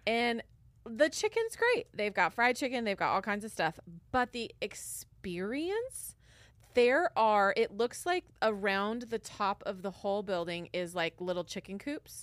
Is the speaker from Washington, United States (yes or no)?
yes; Washington, United States; born or raised there; moved away